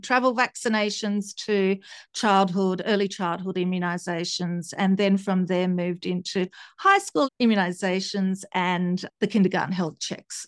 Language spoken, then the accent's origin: English; Tasmania, Australia; also born or lived in Italy / Sydney; I grew up in Tasmania